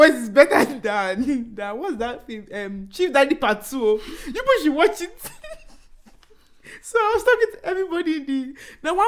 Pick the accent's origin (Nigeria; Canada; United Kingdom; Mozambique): Nigeria; Enugu State; now in Abuja, Nigeria; we don't have house in Lagos. We live in Abuja. And I'm personally from Enugu State